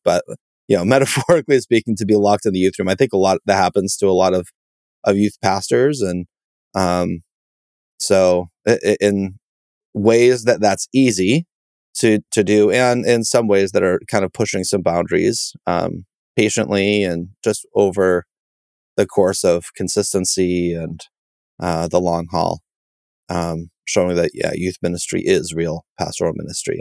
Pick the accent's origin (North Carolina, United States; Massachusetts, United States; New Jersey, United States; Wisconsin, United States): Massachusetts, United States; I'm from Massachusetts. Um, that's where I still live and, and serve